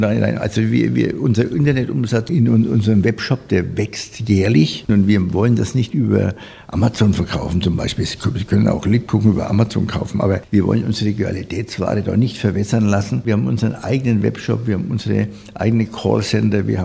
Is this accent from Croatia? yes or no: no; Nuremberg, Bavaria, Germany; für mich als Nürnberger ähm, ja, auch eine Erfüllung.